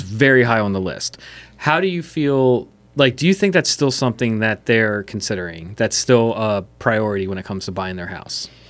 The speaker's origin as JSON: {"language": "English", "town": "West Chester", "region": "Pennsylvania", "country": "United States", "tie": "born or raised there", "said": "I grew up in Westchester"}